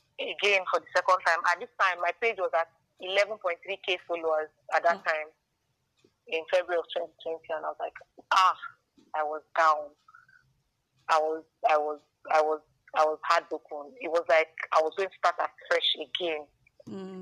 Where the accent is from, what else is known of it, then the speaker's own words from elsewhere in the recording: Akwa Ibom, Nigeria; I'm not Igbo. I'm from Akwa.